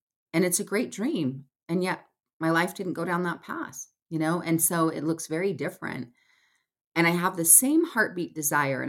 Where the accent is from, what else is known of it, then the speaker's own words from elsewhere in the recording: Salt Lake City, Utah, United States; I'm based in Salt Lake City, Utah. I grew up here